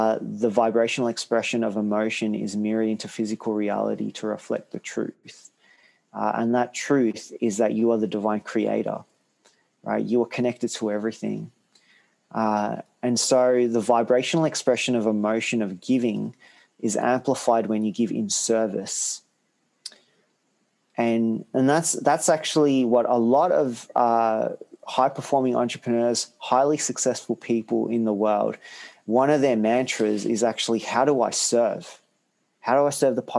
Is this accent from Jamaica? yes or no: no; Australia; also born or lived in Hungary / Sri Lanka; I was brought up in Australia, I always try to understand the roots of where I came from